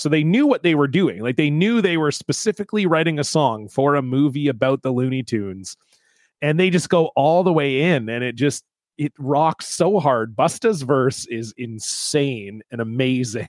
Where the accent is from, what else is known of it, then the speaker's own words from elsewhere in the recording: Ontario, Canada; I grew up in Ontario